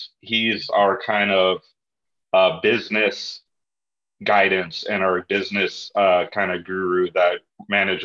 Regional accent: California, United States; myself and my other co-owner, born and raised in California

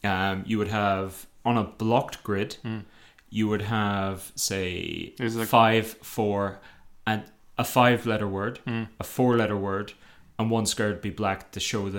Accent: Ireland; I'm Irish.

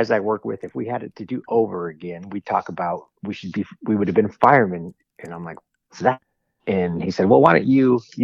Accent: Southern California, United States; growing up in Southern California

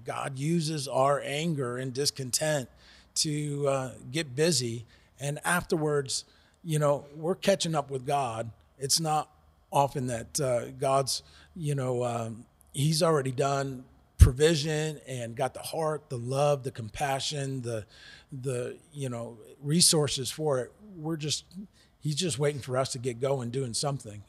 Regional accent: United States; moved away as an adult; now in South Africa; We're originally from the United States

